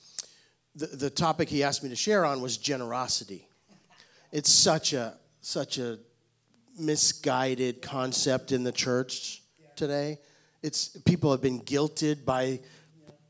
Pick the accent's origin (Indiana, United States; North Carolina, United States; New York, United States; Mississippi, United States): New York, United States; New York City; now in Knoxville, United States; I was born and raised in Brooklyn, New York